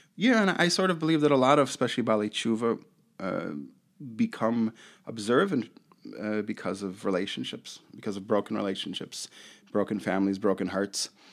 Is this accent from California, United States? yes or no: no; Chicago, Illinois, United States; I grew up in Rogers Park, West Rogers Park in Chicago